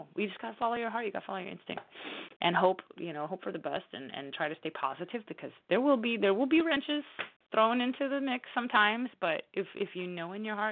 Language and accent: English; New Orleans, Louisiana, United States; here in New Orleans, in my hometown